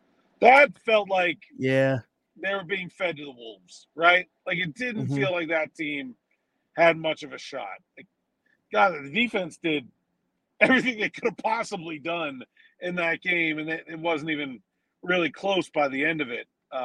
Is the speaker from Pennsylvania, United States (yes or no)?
yes; Pittsburgh, Pennsylvania, United States; living and growing up in Pittsburgh, you don't really get that perspective.